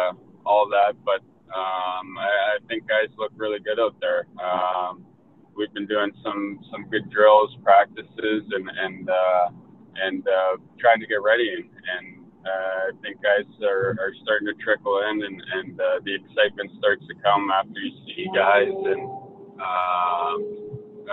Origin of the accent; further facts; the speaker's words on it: Toronto, Ontario, Canada; moved away; as an Ontario kid and growing up in Toronto